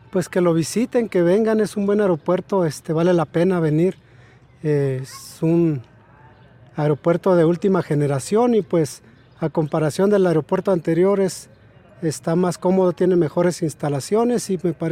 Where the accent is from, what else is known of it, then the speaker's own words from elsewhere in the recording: Tultepec, State of Mexico, Mexico; Para mí me queda cerca, yo soy aquí de Tultepec y yo hago unos 20, 21 minutos para acá.